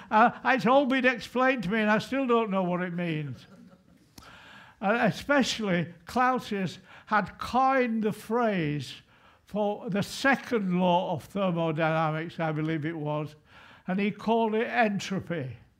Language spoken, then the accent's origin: English; England, United Kingdom; I'm not a Scot, I hasten to say. I'm proudly English, not British, English